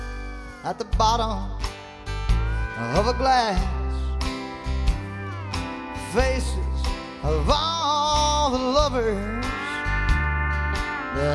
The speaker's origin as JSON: {"language": "English", "town": "Tomball", "region": "Texas", "country": "United States", "tie": "born or raised there", "said": "I grew up in Tomball"}